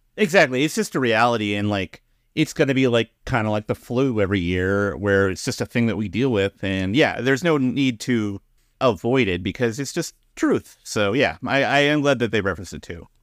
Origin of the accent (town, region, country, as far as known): Pacific Northwest, United States; born or raised there